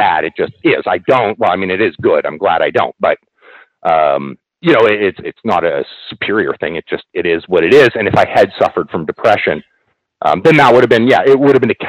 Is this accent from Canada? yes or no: yes; Canada; I actually had to take French in class, because being Canadian, that's just one of the things we have to do.